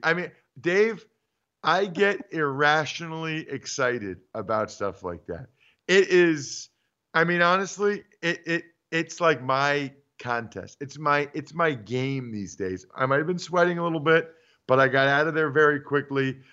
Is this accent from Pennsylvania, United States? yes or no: yes; Reading, Pennsylvania, United States; moved away; my hometown newspaper, Redding Eagle dot